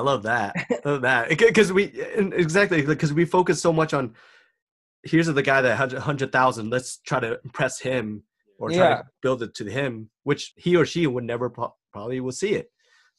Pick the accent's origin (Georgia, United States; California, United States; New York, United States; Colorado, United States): Colorado, United States; And I know we're all from Colorado